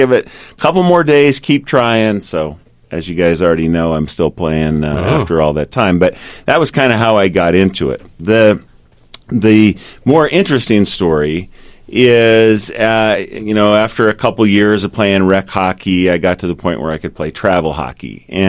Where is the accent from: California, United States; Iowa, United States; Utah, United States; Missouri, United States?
Utah, United States; Salt Lake City; I grew up in the Olympus High School area right around there.